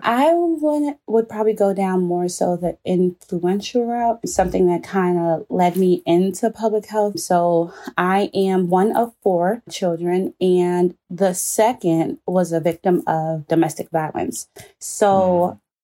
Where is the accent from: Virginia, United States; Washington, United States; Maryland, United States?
Maryland, United States; Prince George's County; I was born in Maryland, Prince George's County to be more direct. And I've been here almost my entire life.